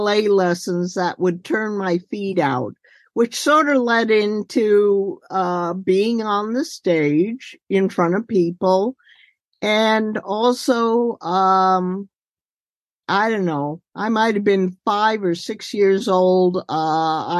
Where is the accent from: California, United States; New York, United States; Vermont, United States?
New York, United States; Saranac Lake; I was born in Saranac Lake, New York, which is 300 miles directly north of New York City.